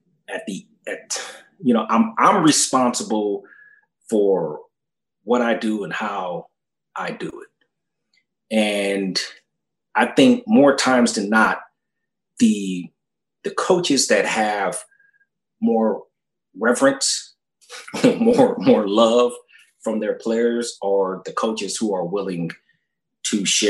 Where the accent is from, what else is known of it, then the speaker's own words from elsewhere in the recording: Orange County, California, United States; also born or lived in Fullerton / Carson; I grew up playing in Orange County